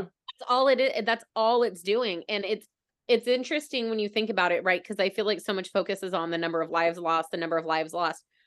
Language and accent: English; United States; being an American